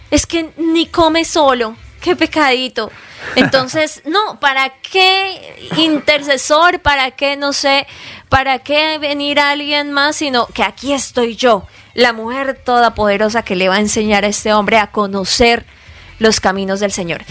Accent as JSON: {"language": "Spanish", "country": "Colombia", "moved": "as an adult", "lives_now": "United States", "said": "somos colombianos"}